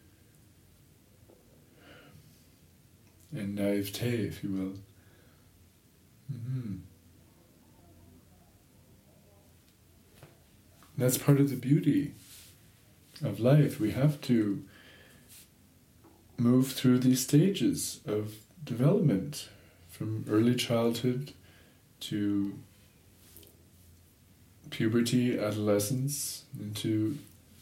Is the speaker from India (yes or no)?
no; Toronto, Ontario, Canada; I grew up in Toronto